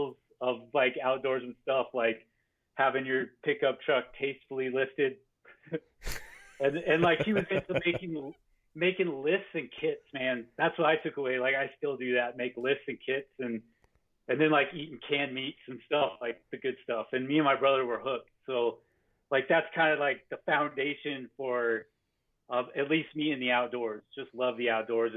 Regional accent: Farmington, New Mexico, United States; I grew up in Farmington, New Mexico, which is in the Four Corners region

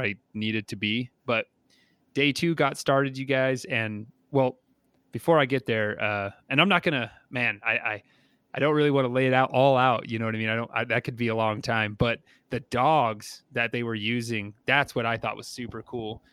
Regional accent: New Mexico, United States; I'm from New Mexico, like, I know Ramshackle and I'm okay with it

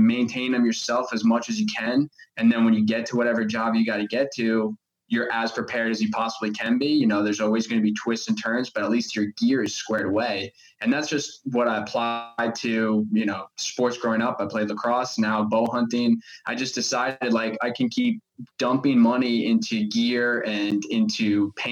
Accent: Long Island, New York, United States; moved away as an adult; now in Florida, United States; I grew up in Long Island, New York.

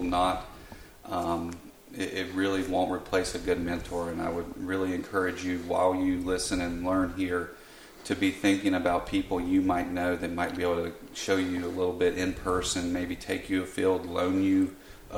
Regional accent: Western North Carolina, United States; I was born in Western North Carolina, to non-hunting parents

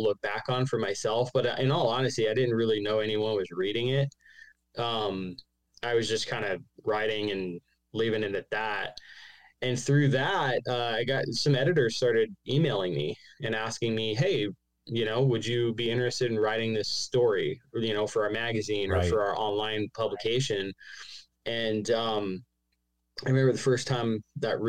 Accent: Arizona, United States; also born or lived in New York; I live down here in Arizona in the desert.

